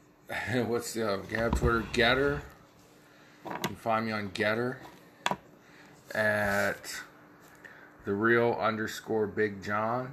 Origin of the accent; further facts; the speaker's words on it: Midwest, United States; now in Ohio, United States; when I was a kid growing up in the Midwest in a small town